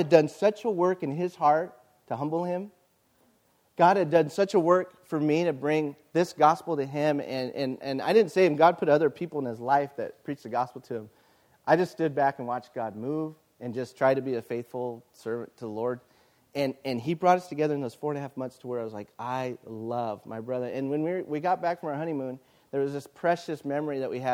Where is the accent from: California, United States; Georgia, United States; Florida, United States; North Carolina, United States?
California, United States; Yucaipa; I love my hometown